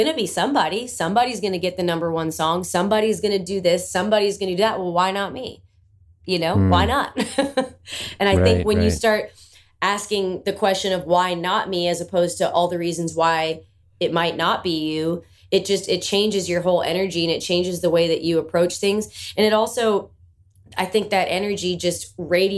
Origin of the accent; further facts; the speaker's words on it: Bowmanville, Ontario, Canada; moved away as an adult; now in Nashville, United States; I'm from Bowmanville, Ontario. It's a small town just east